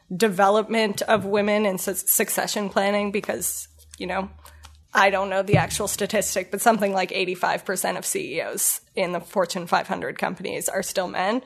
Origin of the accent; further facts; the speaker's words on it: Ottawa, Ontario, Canada; moved away as an adult; also born or lived in Kingston, Ontario / Toronto; I am born and raised in Ottawa.